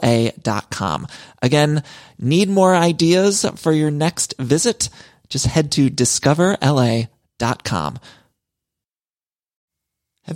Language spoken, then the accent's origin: English; Midwest, United States; now in Los Angeles, United States; Now, y'all know I'm from the Midwest, but I've lived in California for so long